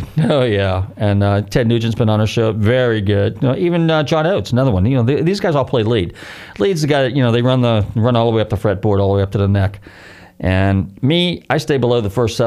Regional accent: Marin County, California, United States; growing up in Marin County

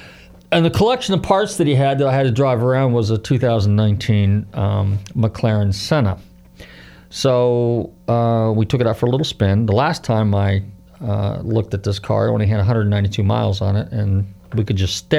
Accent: California, United States; now in Florida, United States; I'm from California, IA, how beautiful our state is.

